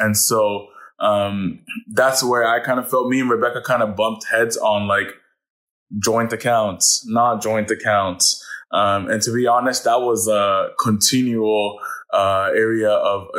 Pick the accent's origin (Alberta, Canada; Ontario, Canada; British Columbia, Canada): Ontario, Canada; Ottawa; I'm from Ottawa